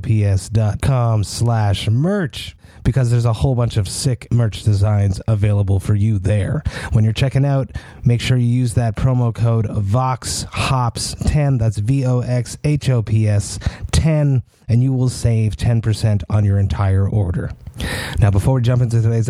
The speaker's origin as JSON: {"language": "English", "town": "Montreal", "region": "Quebec", "country": "Canada", "said": "I'm from Montreal"}